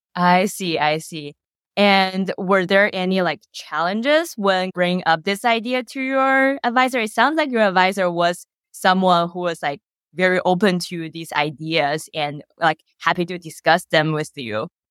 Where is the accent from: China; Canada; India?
China; now in United States; I was born and raised in China